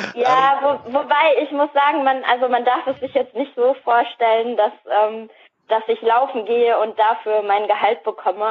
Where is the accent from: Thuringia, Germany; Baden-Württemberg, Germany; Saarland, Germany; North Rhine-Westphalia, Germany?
North Rhine-Westphalia, Germany; Soest; also born or lived in Hamburg; now in Dormagen, Germany; also ich bin tatsächlich ursprünglich aus Nordrhein-Westfalen. Ich bin nämlich in Soest geboren